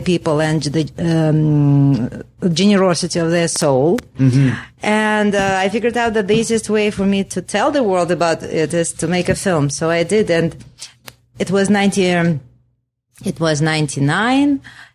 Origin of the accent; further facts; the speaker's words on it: Russia; moved away as an adult; also born or lived in Moscow; now in Vancouver, Canada; I am from Russia initially